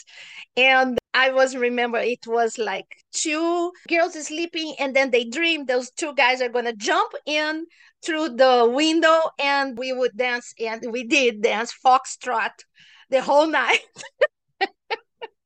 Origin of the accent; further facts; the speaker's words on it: Brazil; moved away; I'm from Brazil, so I was in Brazil at this time